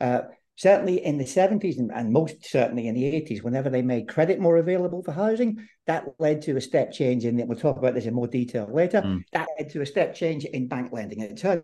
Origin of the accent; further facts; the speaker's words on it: Ireland; also born or lived in Northern Ireland; I have a Scottish name and the family lived in Scotland for a while, but I regard myself as Irish rather than